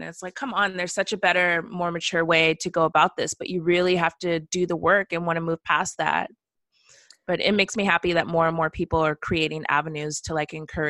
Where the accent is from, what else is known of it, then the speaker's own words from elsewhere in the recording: West Coast, United States; moved away; also born or lived in the South; I'm from the West Coast and I lived in the South